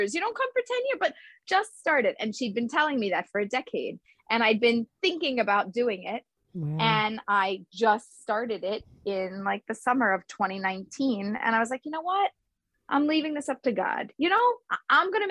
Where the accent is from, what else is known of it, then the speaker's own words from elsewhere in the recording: Philadelphia, Pennsylvania, United States; now in Israel; I'm from Philadelphia.